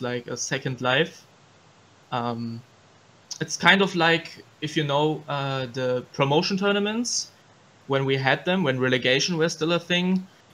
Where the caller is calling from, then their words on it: Cologne, North Rhine-Westphalia, Germany; I'm calling from Cologne, Germany